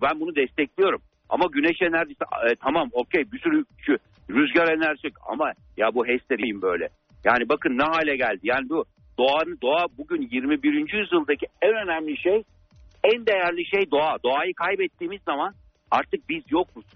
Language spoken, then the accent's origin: Turkish; Turkey; ben kendi ülkem için konuşuyorum